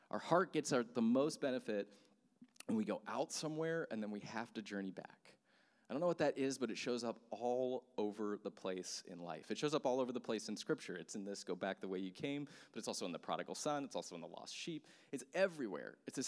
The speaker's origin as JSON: {"language": "English", "region": "Texas", "country": "United States", "tie": "born there", "also_born_or_lived": "South Carolina / Sacramento / Amsterdam / New York", "said": "I remember I grew up moving all over the place. My dad was a missionary, and so I was born in Texas, and then we moved to South Carolina, then we moved to Sacramento, then we moved to Amsterdam, then we moved to New York"}